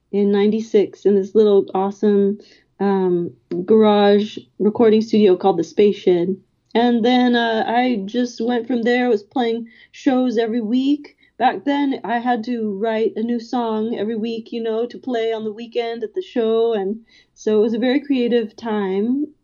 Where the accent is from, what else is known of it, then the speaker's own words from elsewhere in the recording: Los Angeles, California, United States; I grew up in Silver Lake, and at that time it was a very artsy neighborhood.